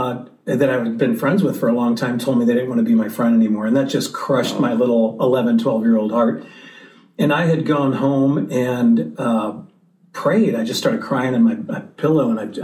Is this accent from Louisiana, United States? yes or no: no; St. Louis, Missouri, United States; I grew up in St. Louis, Missouri.